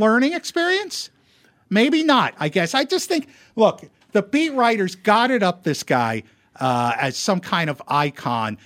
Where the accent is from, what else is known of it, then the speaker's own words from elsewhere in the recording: East Stroudsburg, Pennsylvania, United States; moved away; I grew up, I grew up in Pennsylvania.